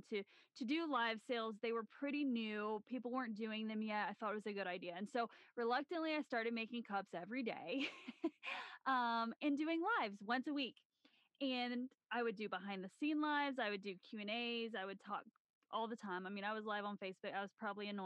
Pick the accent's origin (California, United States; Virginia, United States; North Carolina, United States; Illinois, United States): Illinois, United States; Southern; moved away as an adult; also born or lived in Tennessee; now in Colorado, United States; we both grew up in Southern Illinois